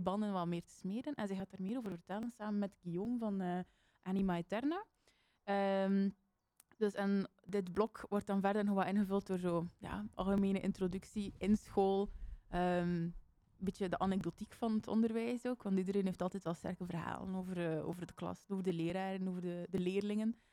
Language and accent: Dutch; Bruges, Flanders, Belgium; ik ben toevallig van die straten, dus ik ben daar opgegroeid